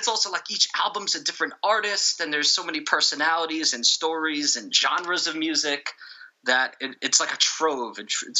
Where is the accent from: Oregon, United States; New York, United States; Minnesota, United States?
New York, United States; I'm from New York.